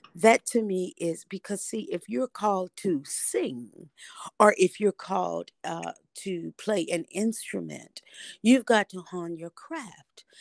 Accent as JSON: {"language": "English", "town": "Indianapolis", "region": "Indiana", "country": "United States", "moved": "yes", "lives_now": "Nashville, United States", "said": "I am originally from Indianapolis, Indiana, and I reside now in Nashville, Tennessee"}